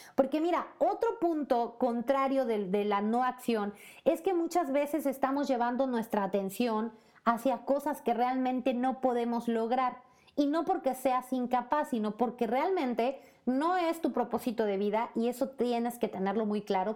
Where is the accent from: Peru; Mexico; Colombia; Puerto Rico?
Mexico; Puebla; moved away as an adult; en México, en Puebla, mi ciudad natal, y por supuesto también como mexicana que se arriesgó, que se aventuró a vivir en otro país donde hay otro idioma